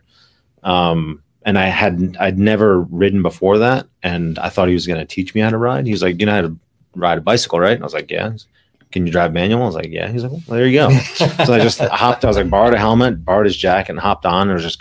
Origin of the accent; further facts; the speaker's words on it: New Jersey, United States; moved away as an adult; also born or lived in Brooklyn, New York; now in California, United States; I moved out here for the Alpinestars job in June from Brooklyn, but I'm originally from New Jersey